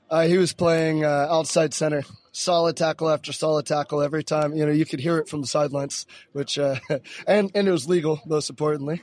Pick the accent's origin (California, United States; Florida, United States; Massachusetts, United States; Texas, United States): Florida, United States; moved away as an adult; now in Bergen, Norway; I'm originally from Florida